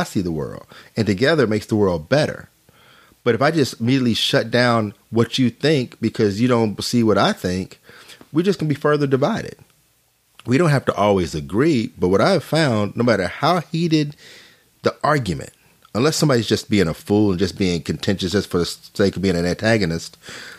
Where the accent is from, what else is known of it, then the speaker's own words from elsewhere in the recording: Arkansas, United States; moved away; also born or lived in North Carolina; I was from Arkansas